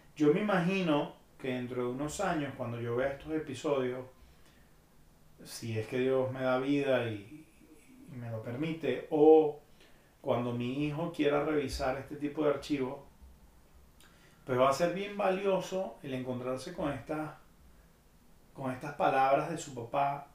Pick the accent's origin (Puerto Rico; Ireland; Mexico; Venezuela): Venezuela; moved away as an adult; Yo tengo casi seis años y medio que me fui de Venezuela